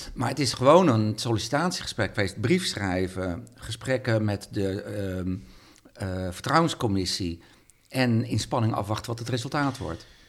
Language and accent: Dutch; Sneek, Friesland, Netherlands; now in Leeuwarden, Netherlands; ik kom uit Sneek